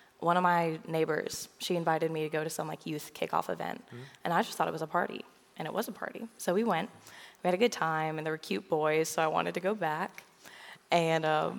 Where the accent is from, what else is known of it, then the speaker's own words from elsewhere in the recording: Williamsburg, Virginia, United States; moved away as an adult; also born or lived in Kentucky; now in Murray, United States; I grew up in Williamsburg, Virginia, which is about 13 hours away from here